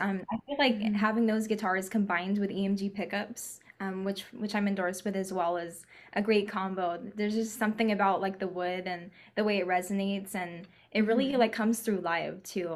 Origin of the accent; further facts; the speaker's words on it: California, United States; we're from California